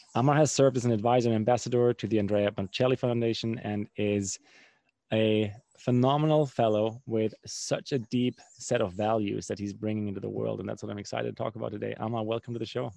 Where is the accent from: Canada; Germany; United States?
Germany; I grew up in Germany